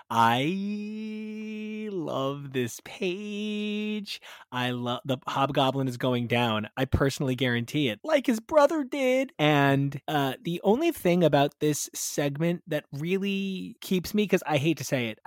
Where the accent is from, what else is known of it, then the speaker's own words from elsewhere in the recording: United States; why is it Spider-Girl and giant crotches in front of American flags makes me feel weird about being an American?